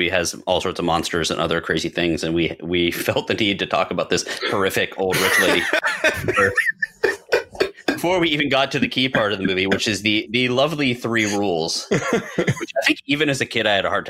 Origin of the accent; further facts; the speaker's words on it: Boca Raton, Florida, United States; Pretty much everyone that I grew up around in Boca